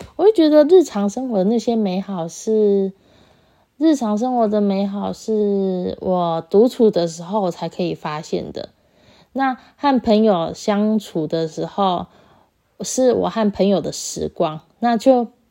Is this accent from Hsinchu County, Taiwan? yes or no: no; Taichung, Taiwan; 我是台中人，所以高中的时候很常，很常搭公车